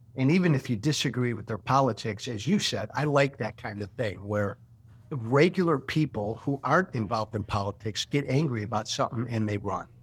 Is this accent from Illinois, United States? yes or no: yes; Illinois, United States; my hometown in Illinois